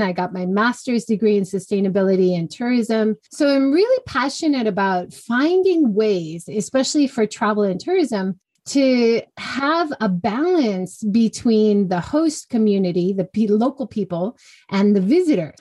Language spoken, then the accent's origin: English; Hawaii, United States; moved away as an adult; also born or lived in California / Kyushu, Japan; now in Hiroshima, Japan; I grew up in Hawaii, went to university in California, came to Japan just after